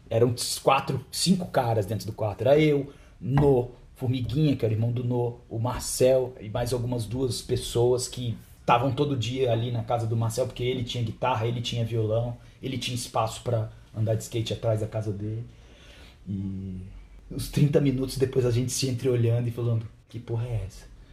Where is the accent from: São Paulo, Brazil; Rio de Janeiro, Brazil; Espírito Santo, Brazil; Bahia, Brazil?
Espírito Santo, Brazil; Vitória; eu como venho de Vitória, não sou do Rio Grande do Sul